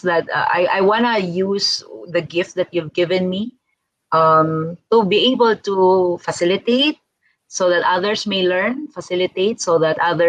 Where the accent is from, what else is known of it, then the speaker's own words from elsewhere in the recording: Philippines; I'm a Filipino